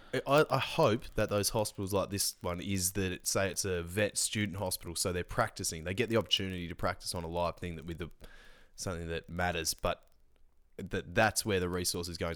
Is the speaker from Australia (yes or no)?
yes; Australia; we celebrate being Australian